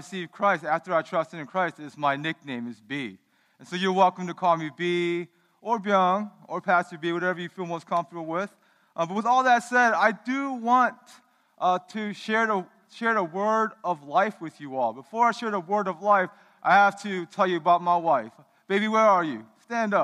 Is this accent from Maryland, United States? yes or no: yes; Baltimore, Maryland, United States; when I was growing up in the United States, my parents immigrated here in 1980